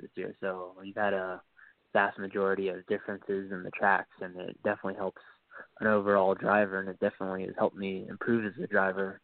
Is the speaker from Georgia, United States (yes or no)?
no; Miami, Florida, United States; I'm originally from Miami